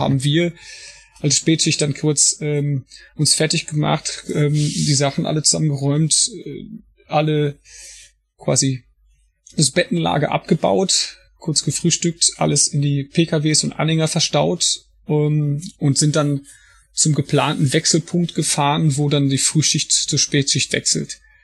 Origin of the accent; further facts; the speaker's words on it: Paderborn, North Rhine-Westphalia, Germany; ich bin auch beruflich Feuerwehrmann und komme aus Paderborn